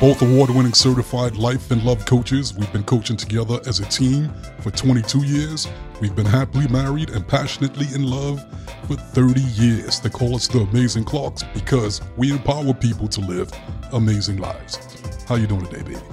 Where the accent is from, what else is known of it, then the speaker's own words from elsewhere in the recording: Brooklyn, New York, United States; Growing up in Brooklyn, I was a really sweet kid